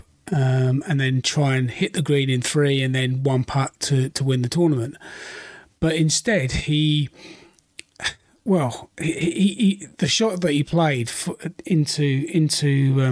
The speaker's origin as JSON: {"language": "English", "country": "United Kingdom", "said": "Being a Brit myself"}